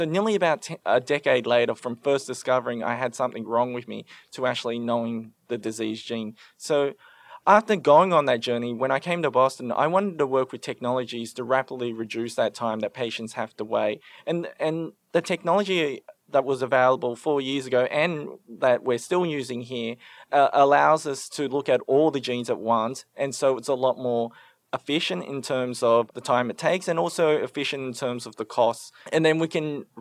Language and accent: English; Sydney, New South Wales, Australia; also born or lived in Cambodia; I was born in Cambodia, the youngest of seven children. And my family in 1981, when I was just a baby, fled the Khmer Rouge to come to Australia as refugees. I grew up in Western Sydney